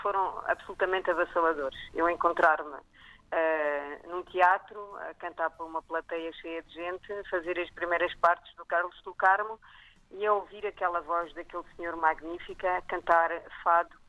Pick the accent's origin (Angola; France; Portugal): France; Nice, Provence-Alpes-Côte d'Azur; moved away; eu nasci no sul de França, nasci em Nice